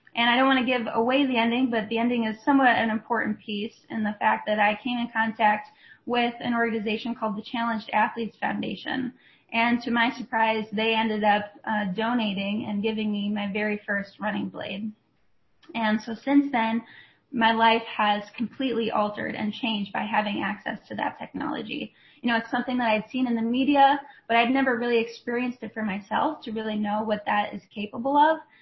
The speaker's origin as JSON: {"language": "English", "town": "Rochester", "region": "Minnesota", "country": "United States", "tie": "born or raised there", "said": "I grew up just outside of uh, Rochester, Minnesota"}